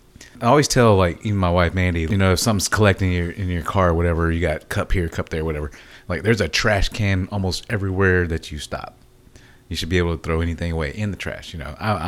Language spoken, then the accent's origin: English; Texas, United States; We're from Texas